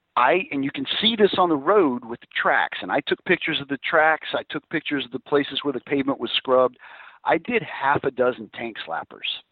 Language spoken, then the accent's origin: English; Alabama, United States; being from Alabama, I don't know if it's because I'm from Alabama